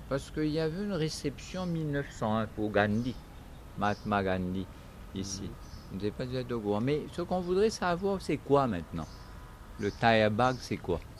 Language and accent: French; Port Louis, Mauritius; born there; Je suis né à Port-Louis.